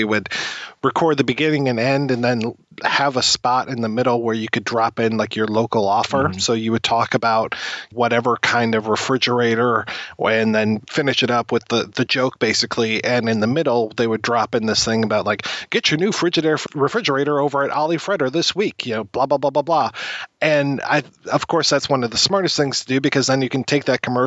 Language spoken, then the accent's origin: English; Michigan, United States; I actually used to look forward to seeing those Ernest commercials play up here in Michigan when I was a kid.